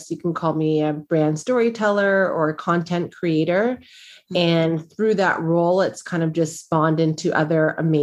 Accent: Canada; also born or lived in United States; As a Black woman, as a Black Canadian woman, because I lived in the US and I am Canadian

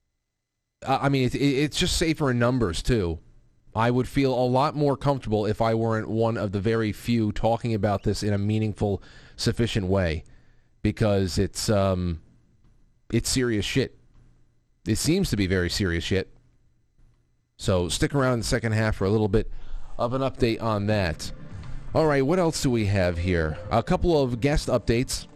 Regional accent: New York, United States; my home state of New York

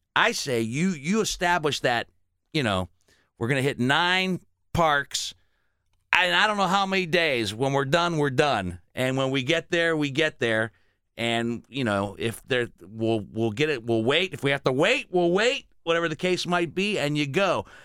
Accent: Dolton, Illinois, United States; also born or lived in Gary, Indiana; I was born in Gary, lived in Chicago, suburb called Dalton

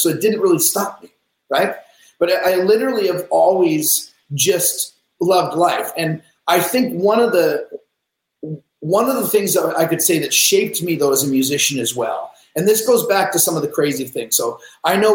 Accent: Seattle, Washington, United States; I grew up in Seattle.

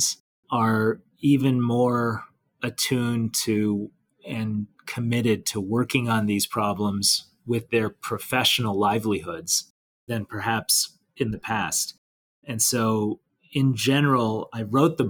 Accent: Detroit, Michigan, United States; I grew up around Detroit, Michigan

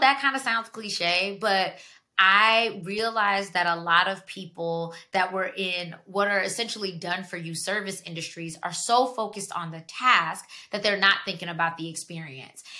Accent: Georgia, United States; moved away as an adult; now in Washington, D.C., United States; I'm from Georgia. I lived down there for 17 years before I made the leap to move to DC

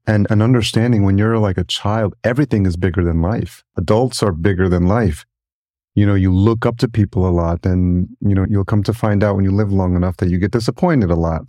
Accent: Yonkers, New York, United States; I grew up in New York and, uh, just outside in, in Yonkers, New York, and I've lived in New York City

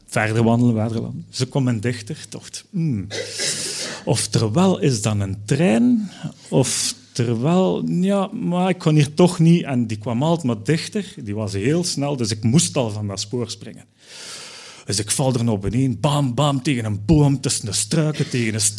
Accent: Belgium; Ja, ik als Belg moest dat dus ook doen

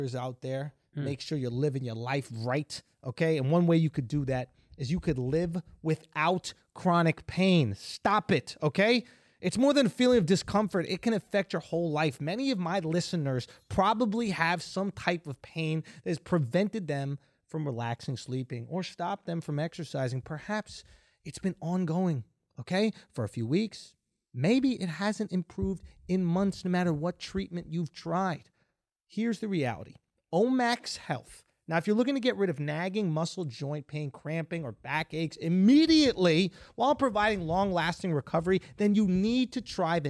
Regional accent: New York, United States; I'm a New Yorker

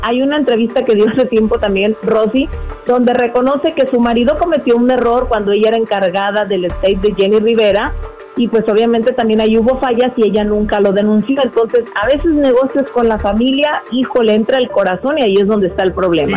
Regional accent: Mexico

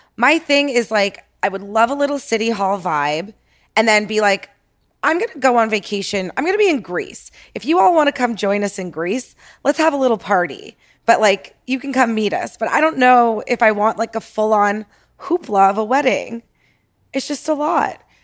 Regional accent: Toronto, Ontario, Canada; moved away as an adult; now in Los Angeles, United States; born and raised in Toronto

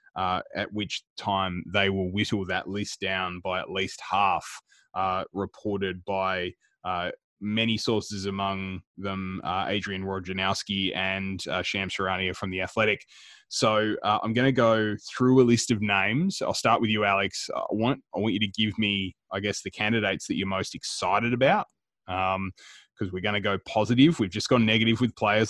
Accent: Melbourne, Victoria, Australia; We're three guys from Melbourne

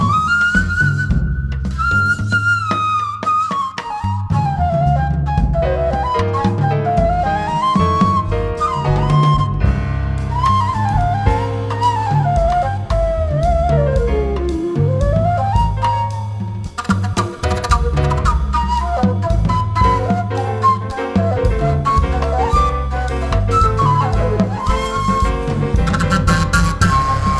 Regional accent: Bethlehem, West Bank, Palestine; in Palestine, my hometown, Bethlehem

